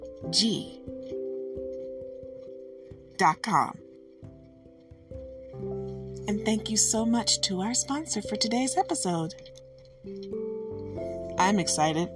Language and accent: English; Detroit, Michigan, United States; when I was growing up, and I grew up in Detroit, we had a house